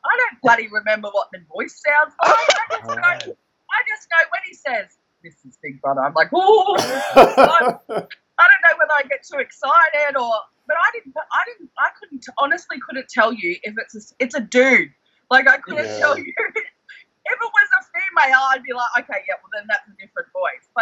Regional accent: North Queensland, Australia; Where we're from, I'm from North Queensland, so we get cyclones

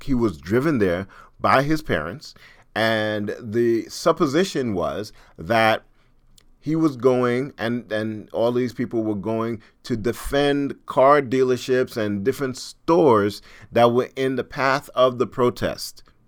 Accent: New York, United States; I'm from New York

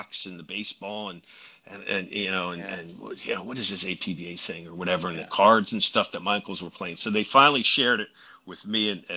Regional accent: Philadelphia, Pennsylvania, United States; I'm from the Philly area pretty much for the last 400 years

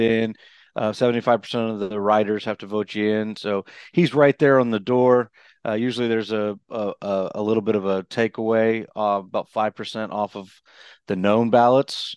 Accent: Houston, Texas, United States; growing up in Houston

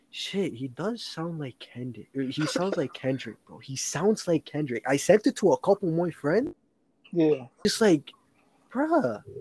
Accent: Toronto, Ontario, Canada; a lot of my fans say like I don't even sound like I'm from Toronto though.

